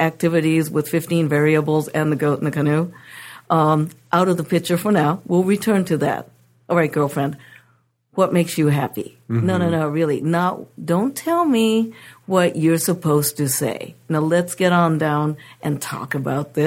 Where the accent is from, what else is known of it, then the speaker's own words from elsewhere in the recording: Japan; now in United States; I come from Japan